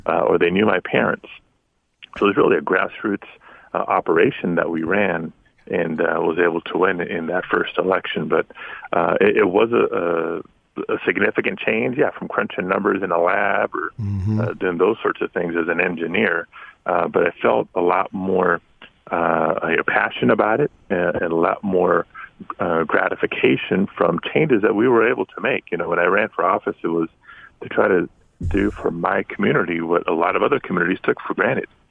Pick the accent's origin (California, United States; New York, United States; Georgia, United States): California, United States; Los Angeles; born or raised there